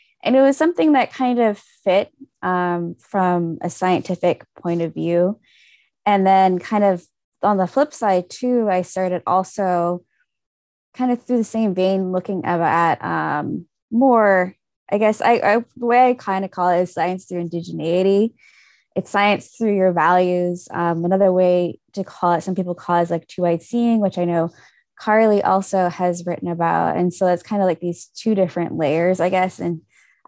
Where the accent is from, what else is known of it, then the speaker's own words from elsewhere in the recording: Fairbanks and Anchorage, Alaska, United States; also born or lived in King Island, Alaska (family origin); My family originally comes from King Island, but I grew up in Fairbanks and Anchorage.